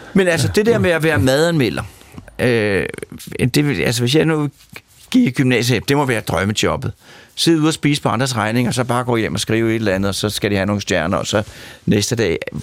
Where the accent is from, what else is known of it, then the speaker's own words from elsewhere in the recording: Sorgenfri, Capital Region of Denmark, Denmark; Jeg kommer fra Sovnfri, øh, og Sovnfri er naboby til Kongens Lyngby